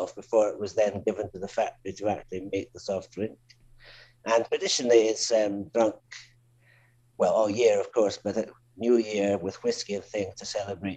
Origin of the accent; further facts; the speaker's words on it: Speyside, Scotland, United Kingdom; moved away as an adult; also born or lived in London / Spain / Switzerland / Mexico; I come from the Speyside area in Scotland originally